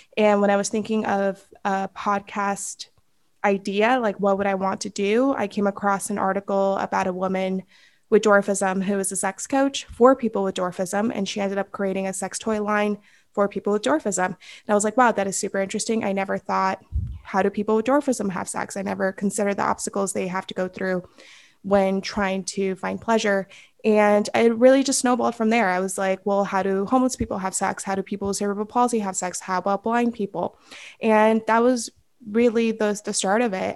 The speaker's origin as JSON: {"language": "English", "town": "Los Angeles", "region": "California", "country": "United States"}